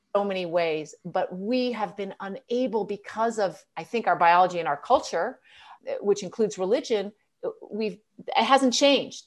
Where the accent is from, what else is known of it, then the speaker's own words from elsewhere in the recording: United States; I, as an American